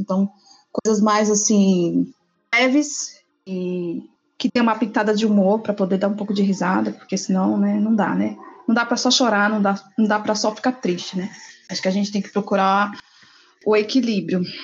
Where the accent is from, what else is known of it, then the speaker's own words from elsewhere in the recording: Bahia, Brazil; now in São Paulo, Brazil; eu sou baiana, natural de uma cidade chamada Satridias, que fica uns 450 quilômetros ao norte de Salvador. Mas atualmente eu resido em Sampa